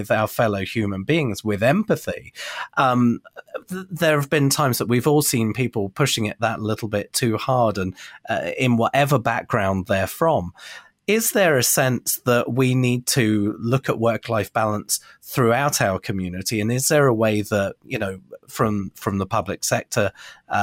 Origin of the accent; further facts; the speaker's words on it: Bournemouth, South West England, United Kingdom; moved away; my hometown of Bournemouth, UK